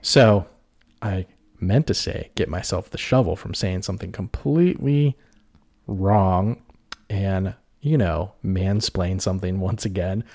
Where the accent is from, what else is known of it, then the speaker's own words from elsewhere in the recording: Pittsburgh, Pennsylvania, United States; moved away; We're from the Pittsburgh area originally